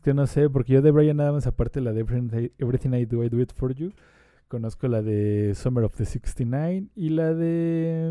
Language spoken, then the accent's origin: Spanish; Mexico; como mexicano y como latinoamericano